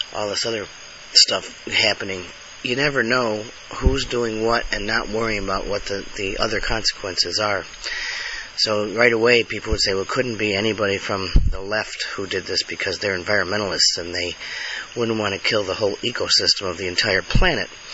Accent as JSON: {"language": "English", "town": "Buffalo", "region": "New York", "country": "United States", "tie": "born or raised there", "also_born_or_lived": "Alabama", "moved": "yes", "said": "I also on the way back from New York went to Buffalo because that was my hometown. I was living in Alabama at the time"}